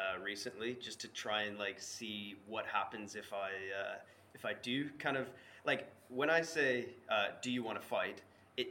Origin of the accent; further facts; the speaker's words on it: Vancouver, British Columbia, Canada; I'm from Vancouver, Canada